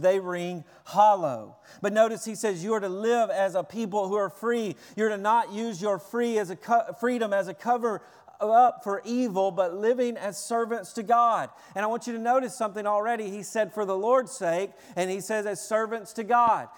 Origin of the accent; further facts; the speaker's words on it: Tennessee, United States; I'm from Tennessee. Everybody parks in the front yard.